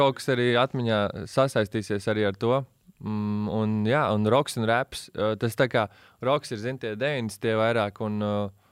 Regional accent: Latvia; also born or lived in United States / England; es visu mūžu šeit dzīvoju.

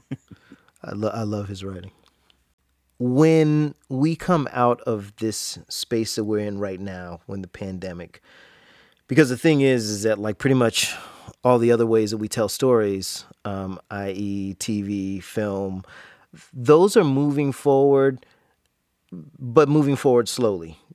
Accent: Jacksonville, Florida, United States; growing up in Jacksonville

